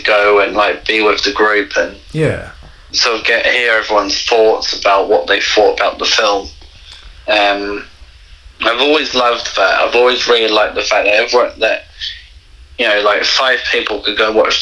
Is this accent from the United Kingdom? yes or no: yes; England, United Kingdom; moved away; I grew up in England